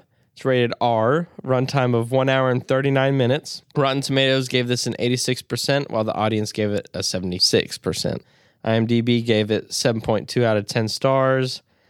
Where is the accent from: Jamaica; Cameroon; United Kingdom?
United Kingdom; Doesn't matter if we live there. I am British, mate.